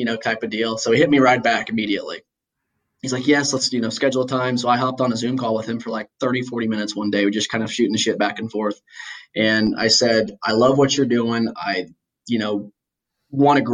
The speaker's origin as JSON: {"language": "English", "region": "Indiana", "country": "United States", "tie": "born or raised there", "said": "I've got this tie to my hometown"}